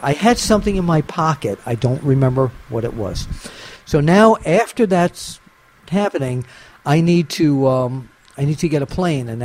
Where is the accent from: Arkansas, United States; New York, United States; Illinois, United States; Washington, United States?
New York, United States; New York City; I grew up in Maspeth, Queens